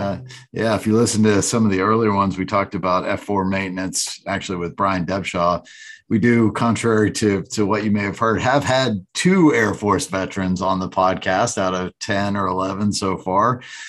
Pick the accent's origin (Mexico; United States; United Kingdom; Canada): United States; Erie County, Western Pennsylvania; So I'm familiar with the Western part. I was born and raised in Western PA, Erie County.